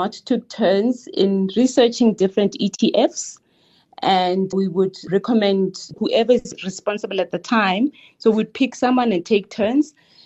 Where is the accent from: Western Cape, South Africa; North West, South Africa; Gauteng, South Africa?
North West, South Africa; Klerksdorp area township; So I grew up in a township called Klephart. Klephart is based in between Northwest and province.